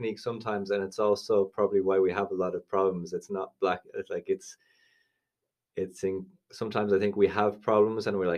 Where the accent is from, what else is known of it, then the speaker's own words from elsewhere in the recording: Ireland; also born or lived in Spain; As an Irish person